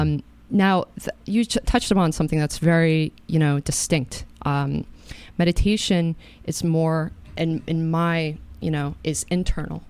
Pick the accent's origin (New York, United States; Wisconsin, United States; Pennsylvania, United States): New York, United States; Katonah; I grew up in Katona.